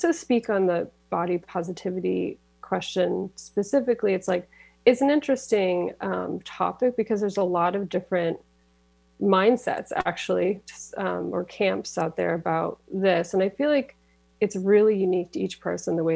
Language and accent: English; Massachusetts, United States; moved away as an adult; now in Auburn, United States; I went to my home state of Massachusetts